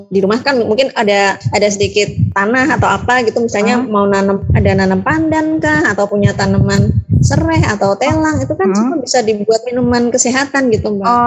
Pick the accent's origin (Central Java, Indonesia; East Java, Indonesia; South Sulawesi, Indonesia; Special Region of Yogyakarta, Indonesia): Special Region of Yogyakarta, Indonesia; Yogyakarta; now in Bantul, Indonesia; aku tuh aslinya Jogja Mbak. Jogja kota maksudnya. Nah itu mbak setelah aku kenal Bantul, aku tinggal di sini